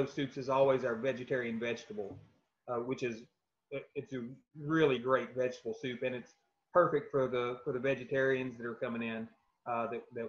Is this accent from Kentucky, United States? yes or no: yes; South Central Kentucky, United States; growing up in South Central Kentucky on a tobacco farm